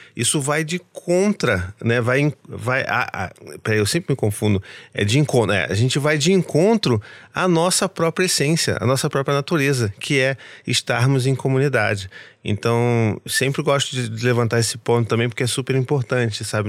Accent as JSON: {"language": "Portuguese", "region": "Rio de Janeiro", "country": "Brazil", "said": "eu como carioca"}